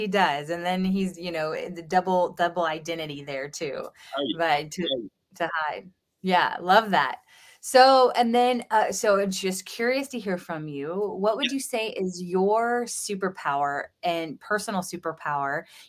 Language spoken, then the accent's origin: English; the South, United States; And, you know, no, I don't have a Southern accent, although I am from the South.